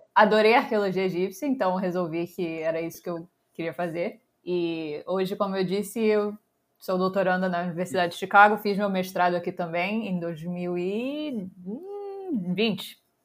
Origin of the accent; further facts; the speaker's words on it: Rio de Janeiro, Brazil; moved away as an adult; also born or lived in Providence, Rhode Island; eu sou brasileira, nasci no Rio